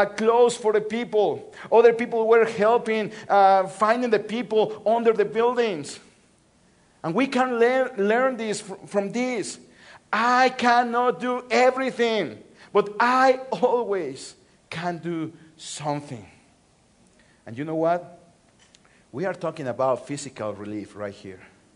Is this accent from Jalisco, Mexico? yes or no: no; Mexico City, Mexico; moved away; I'm from Mexico City. That's my hometown. I was born and raised in Mexico City.